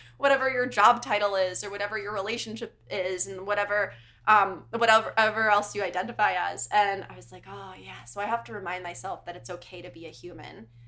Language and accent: English; United States; moved away; also born or lived in Connecticut; I'm originally from New York and Connecticut.